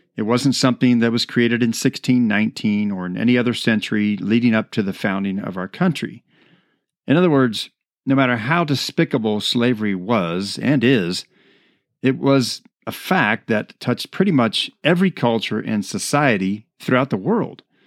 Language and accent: English; United States; I am an American citizen